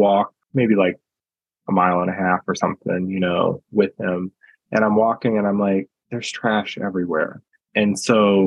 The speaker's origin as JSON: {"language": "English", "country": "United States", "said": "as a American citizen living in a very individualistic society"}